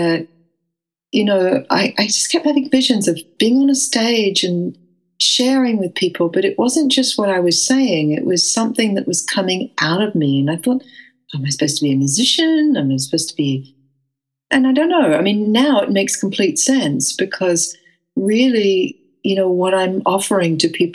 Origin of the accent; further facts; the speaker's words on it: Western Australia, Australia; moved away as an adult; also born or lived in England; although I grew up in Western Australia, I left to go to England when I was 20 years old.